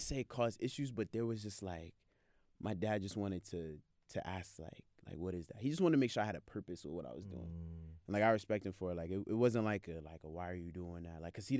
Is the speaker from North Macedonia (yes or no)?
no; Biakman, Cross River, Nigeria; So I'm from Biakman, or my father's from Biakman. That's where we're from. It's very close to Calabar, the first capital of Nigeria.